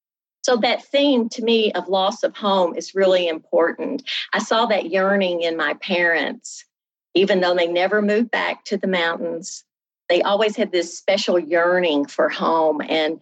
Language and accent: English; Paducah, Kentucky, United States; because, you know, Kentucky is a very long state, east to west. And I grew up in Paducah, which is in far west. But I come from a family of displaced Appalachians.